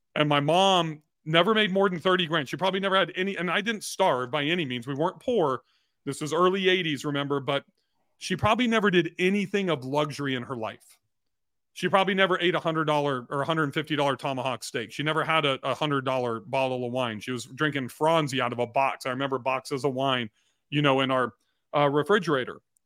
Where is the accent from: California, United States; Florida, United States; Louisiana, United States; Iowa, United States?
California, United States; Long Beach; I am a washed up golfer from Southern California